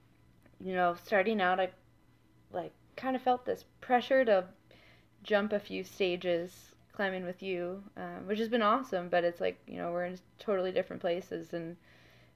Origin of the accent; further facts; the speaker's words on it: Wayne, Pennsylvania, United States; moved away as an adult; also born or lived in Boston, Massachusetts; now in Lincoln, United States; Grew up outside of Philadelphia in a town called Wayne, Wayne, Pennsylvania